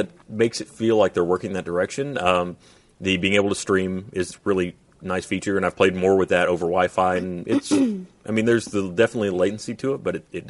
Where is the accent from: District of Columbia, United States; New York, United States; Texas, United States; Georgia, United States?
Georgia, United States; I'm from Georgia.